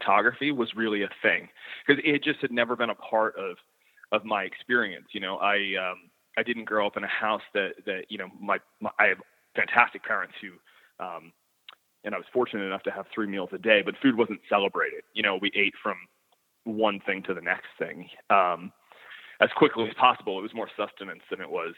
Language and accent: English; the Maritimes, Canada; my upbringing as a maritimer